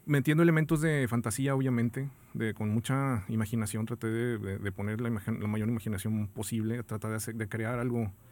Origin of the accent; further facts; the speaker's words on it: San Luis Potosí, Mexico; born there; now in Monterrey, Mexico; yo nací en, San Luis Potosí, pero digamos que me considero regio porque hace pues, más de 30 años que vivo aquí.